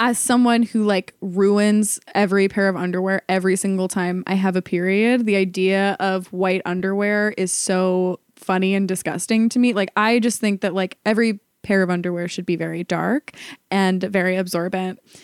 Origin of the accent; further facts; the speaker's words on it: Ohio, United States; moved away as an adult; also born or lived in New York; I'd been going back and forth between New York and Ohio, where I'm from